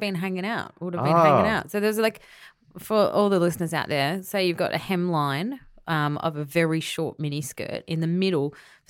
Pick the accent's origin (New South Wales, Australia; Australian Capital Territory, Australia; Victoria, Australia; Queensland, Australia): Queensland, Australia; I'm from Queensland.